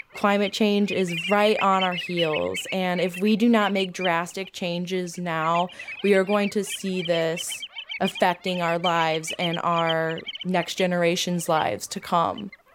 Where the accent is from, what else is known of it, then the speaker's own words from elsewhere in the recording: St. Louis, Missouri, United States; also born or lived in Oklahoma; I am originally from Oklahoma, but grew up here in Saint Louis